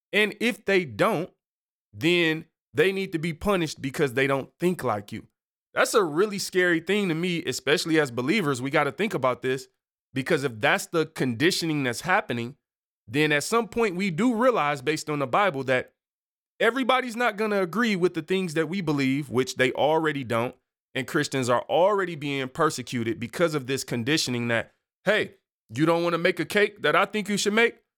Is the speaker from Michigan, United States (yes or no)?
yes; Detroit, Michigan, United States; I'm from Detroit.